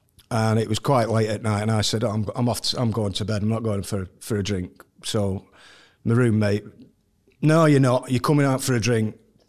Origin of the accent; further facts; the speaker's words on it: Cheadle, North West England, United Kingdom; also born or lived in Bradford, Manchester / Wythenshawe; I was born in Bradford, Manchester. Not far from Main Road, really, that area. And then we moved to Withenshaw, grew up there till I was about seven. And then we moved to Cheadle. We became posh and moved over to Cheadle.